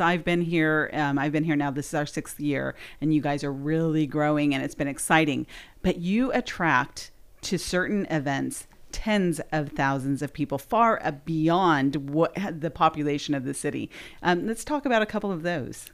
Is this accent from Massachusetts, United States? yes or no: no; Southern California, United States; moved away; I'm from Southern California originally